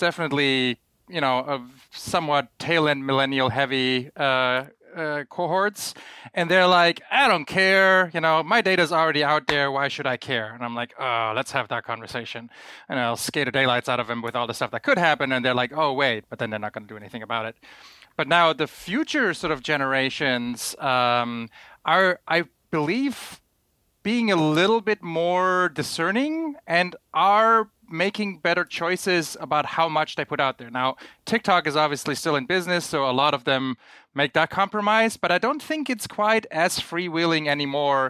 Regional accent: Germany; growing up in Germany in like 1993

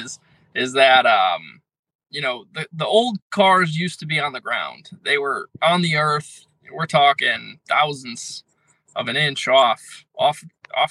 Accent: Connecticut, United States; I'm from Connecticut

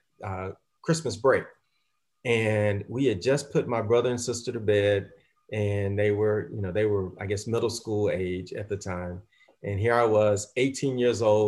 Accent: the South, United States; I'm a young African-American male growing up in the South, early 70s

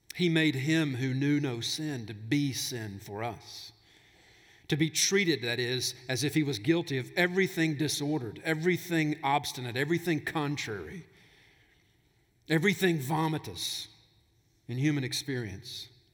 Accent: Alabama, United States; now in Tennessee, United States; I grew up in Alabama, so I heard stuff like this all the time. They don't say it in Tennessee, but back in Alabama, we said stuff like that.

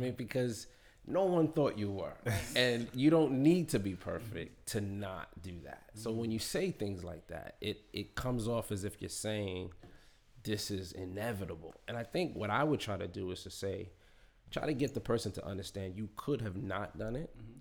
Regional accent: New York City, New York, United States; I'm from Queens

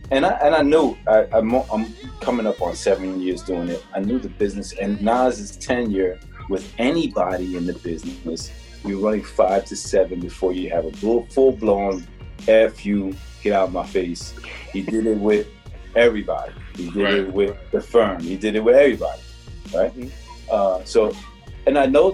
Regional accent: Newark, New Jersey, United States; I'm from Newark

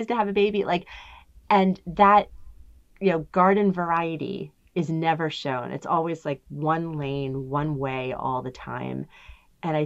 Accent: New Jersey, United States; I am old and I am from New Jersey

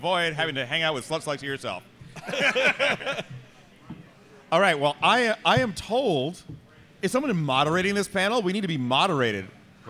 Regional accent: Brooklyn, New York, United States; from Brooklyn. Do you know Brooklyn?

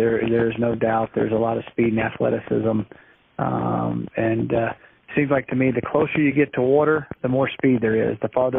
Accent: Coral Gables, Florida, United States; now in Colorado, United States; I was born there in Coral Gables at Doctor's Hospital a long time ago.

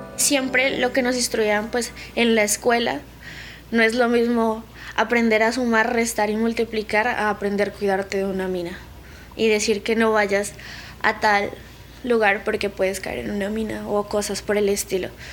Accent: Samaniego, Nariño, Colombia; soy del municipio de Samaniego, Nariño de la capital, que sería pues el centro, eh, que es Pasto, está a unas tres horas. Y la vereda donde yo, digamos, crecí y vivo

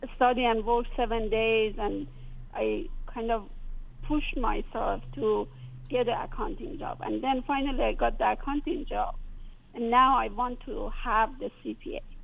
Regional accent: Iran; moved away as an adult; now in United States; I came from Iran

